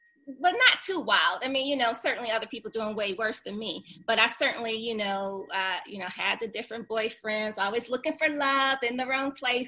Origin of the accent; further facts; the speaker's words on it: Detroit, Michigan, United States; moved away as an adult; also born or lived in Seattle, Washington; now in Atlanta, United States; So growing up in Detroit